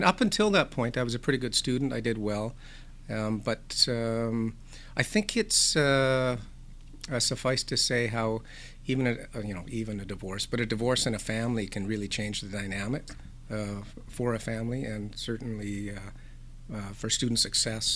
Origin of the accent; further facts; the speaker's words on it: Nanaimo, British Columbia, Canada; also born or lived in Duncan, British Columbia; I was born in Duncan, but moved here to Nanaimo when I was 10 years old